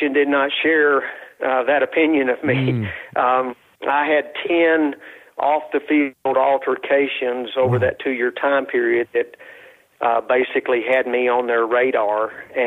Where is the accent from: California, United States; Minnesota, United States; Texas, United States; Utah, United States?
Texas, United States; West; I was raised in West Texas